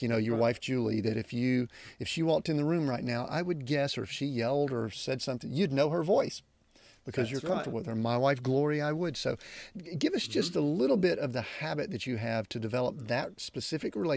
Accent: the South, United States; I'm from the South

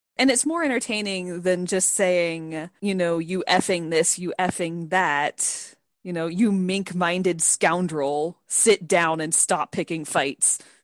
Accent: Tampa, Florida, United States; I was born and raised in the Tampa Bay area, which is a very large metropolitan area

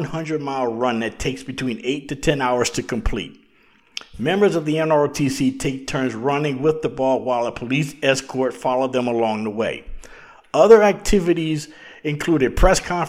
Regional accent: Louisiana, United States; as a kid growing up in Louisiana

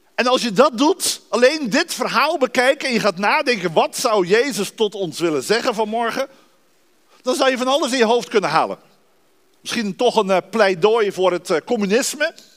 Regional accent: Dordrecht, South Holland, Netherlands; moved away as an adult; also born or lived in Rotterdam / Arnhem; now in Hoogeveen, Netherlands; Ik ben geboren en getogen in de stad van de Reformatie, Dordrecht

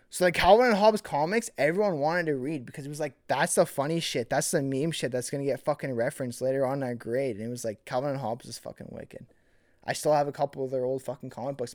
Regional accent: Millet, Alberta, Canada; growing up in Millet

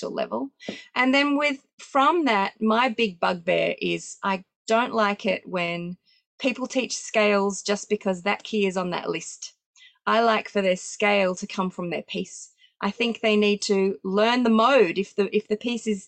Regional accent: Sydney, New South Wales, Australia; we do still have in-person exams in my hometown of Sydney

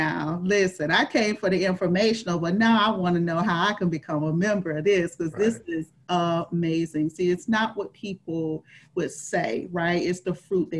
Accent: Florida, United States; I am from Florida. So I am one of the few people that are native to Florida. I am a Floridian.

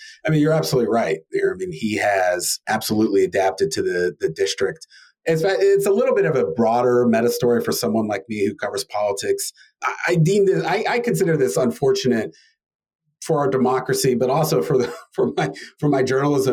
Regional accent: Houston, Texas, United States; moved away; also born or lived in Pennsylvania; I grew up in Houston, but I spent a lot of time in Pennsylvania.

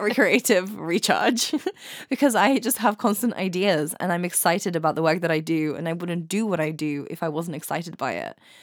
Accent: England, United Kingdom; also born or lived in Ukraine; I studied in Ukraine for the first few years of my life. So I grew up in England and in Ukraine

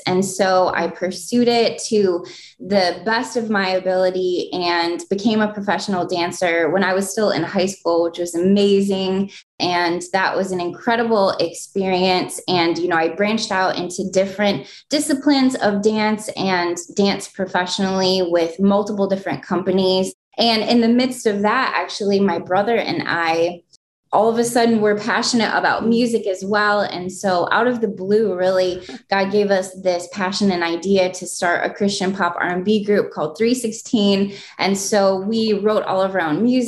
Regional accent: Jenison, Michigan, United States; I grew up in Michigan in a small suburb of Grand Rapids called Jennison

